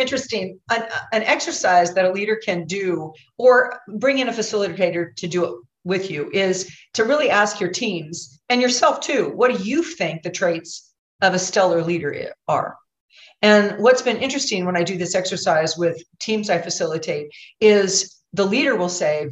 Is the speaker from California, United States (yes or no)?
no; Oregon, United States; I'm from Oregon